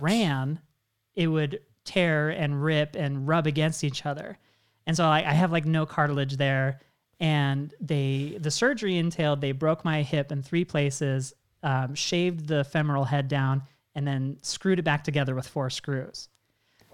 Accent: Washington, United States; moved away; I'm originally from Washington State.

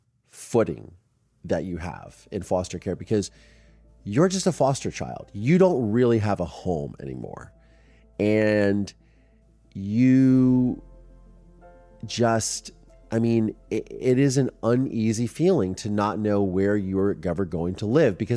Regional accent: Mansfield, Ohio, United States; my hometown of Mansfield, Ohio

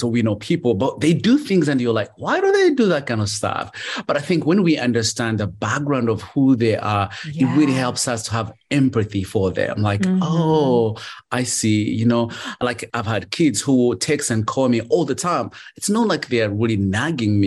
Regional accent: Uganda; moved away; I grew up in Uganda and I became a street kid

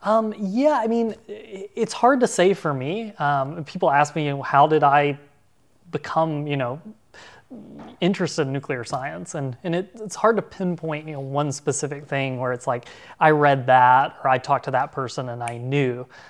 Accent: Arkansas, United States; at ten or fourteen years old growing up in Arkansas

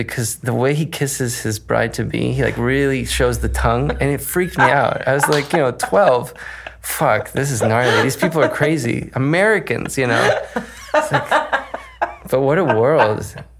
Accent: Caracas, Capital District, Venezuela; I grew up in Caracas, Venezuela

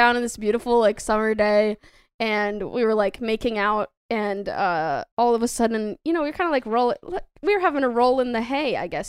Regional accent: Massachusetts, United States; moved away; Oh no, I'm from Massachusetts.

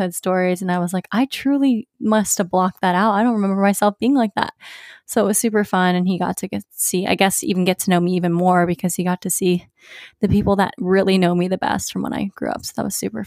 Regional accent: Virginia Beach, Virginia, United States; moved away; going home to my hometown, Virginia Beach.

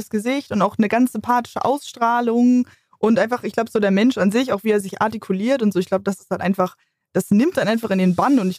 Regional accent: Hamburg, Germany; ich komme aus Hamburg

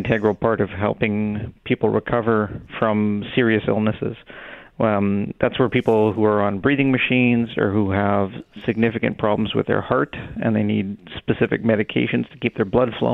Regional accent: Winnipeg, Manitoba, Canada; also born or lived in Brandon, Manitoba; We moved, my father was a doctor in Brandon, and we moved to Winnipeg kind of when I got to school age

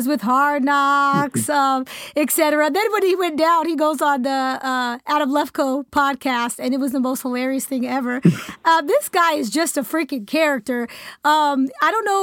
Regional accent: the Bay Area, California, United States; moved away as an adult; now in Missouri, United States; I grew up in the Bay, grew up a Raiders fan

